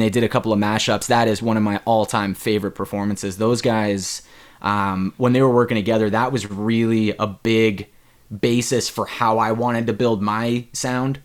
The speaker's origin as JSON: {"language": "English", "region": "Ontario", "country": "Canada", "tie": "born or raised there", "said": "my my home province of Ontario"}